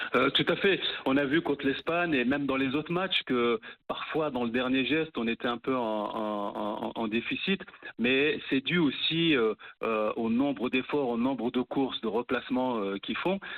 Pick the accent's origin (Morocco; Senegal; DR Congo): Morocco; En tant que Marocain